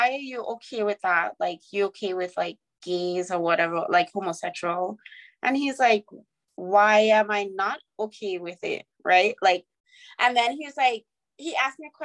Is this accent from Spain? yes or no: no; St. Vincent & Grenadines; moved away as an adult; also born or lived in Virginia, United States; I'm from St. Vincent, right? Yes. We grew up in the Caribbean